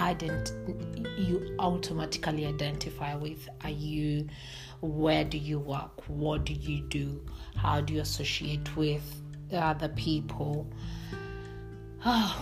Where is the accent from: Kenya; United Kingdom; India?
Kenya; I'm born and bred in Kenya